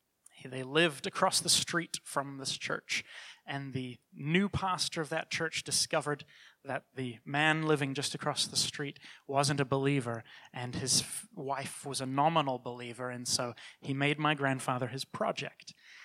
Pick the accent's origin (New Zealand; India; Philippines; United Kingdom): New Zealand; now in Toronto, Canada; I was born and raised in New Zealand and moved to Toronto in the 90s.